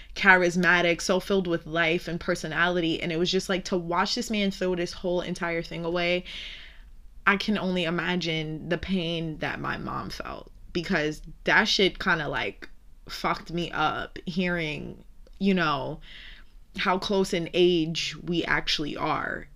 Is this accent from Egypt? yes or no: no; New York City, New York, United States; I'm from Brooklyn